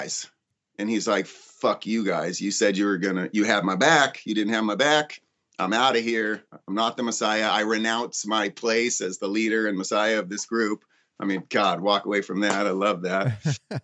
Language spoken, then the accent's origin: English; Ojai, California, United States; growing up in Ojai